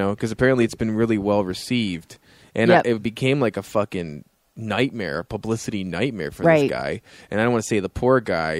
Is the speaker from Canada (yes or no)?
yes; Canada; Okay, I'm from Canada.